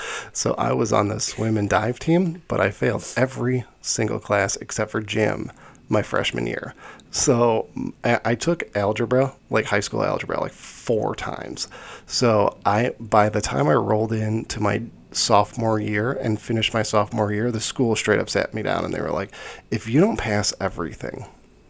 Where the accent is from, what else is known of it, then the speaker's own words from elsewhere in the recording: Chicago, Illinois, United States; I came from Chicago Public School. I went to Chicago Public School from 5th grade to 8th grade